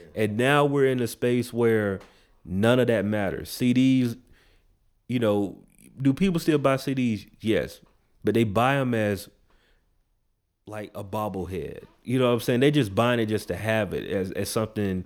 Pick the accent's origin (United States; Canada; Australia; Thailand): United States; the South; we in the South. I grew up in the South